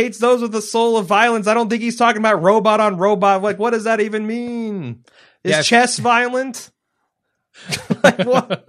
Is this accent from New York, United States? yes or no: yes; New York, United States; Me being a New Yorker, I'm curious to know if you've been to New York, and if so, what did you think of the Big Apple?